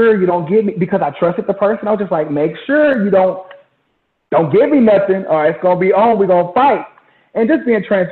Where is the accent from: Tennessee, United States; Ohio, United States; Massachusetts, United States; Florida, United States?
Florida, United States; Jacksonville; moved away as an adult; also born or lived in Houston, Texas; now in Dallas, United States; I'm originally from Jacksonville, Florida